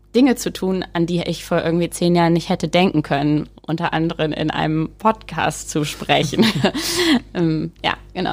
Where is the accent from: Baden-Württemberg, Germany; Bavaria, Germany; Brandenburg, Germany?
Bavaria, Germany; Rehling; also born or lived in Wisconsin, United States; in den Ort in Rehling, wo ich aufgewachsen bin